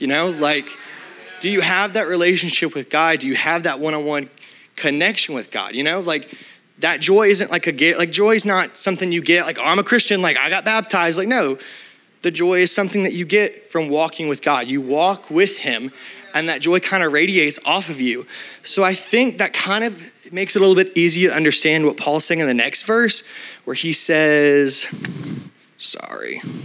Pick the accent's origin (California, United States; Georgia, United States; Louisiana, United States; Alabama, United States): Alabama, United States; I'm from Alabama